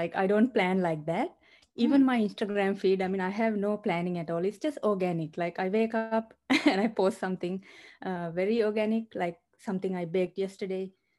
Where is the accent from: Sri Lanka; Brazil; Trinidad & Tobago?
Sri Lanka; also born or lived in Australia; now in Seattle, United States; Yes, I mean, I'm originally from Sri Lanka, and then we migrated to Australia and make it our home. And then, yeah, and then later we decided to come to the US.